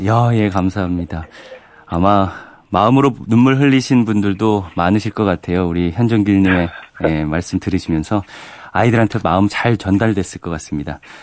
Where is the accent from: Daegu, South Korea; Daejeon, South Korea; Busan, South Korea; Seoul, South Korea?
Daejeon, South Korea; 저도 대전 사람이라